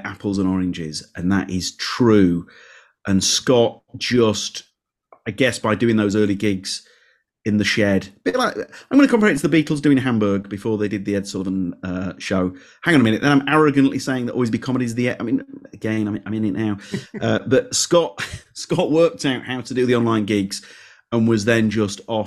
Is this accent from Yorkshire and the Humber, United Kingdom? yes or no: yes; Leeds, Yorkshire and the Humber, United Kingdom; born or raised there